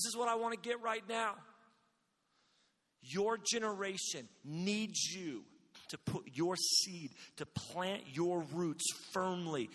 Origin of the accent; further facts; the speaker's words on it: Redding, California, United States; my city, my hometown, Reading